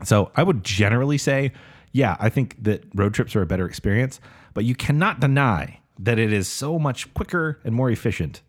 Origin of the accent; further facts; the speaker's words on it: West Valley City, Utah, United States; I'm, I'm from West Valley. It's magna adjacent